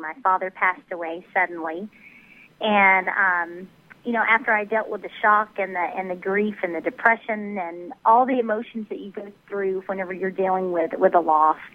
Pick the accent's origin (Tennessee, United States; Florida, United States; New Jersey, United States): Tennessee, United States; also born or lived in Dallas area, Texas; now in Dallas, United States; we're from the Dallas area, but I grew up in Tennessee, so it's kind of a mixture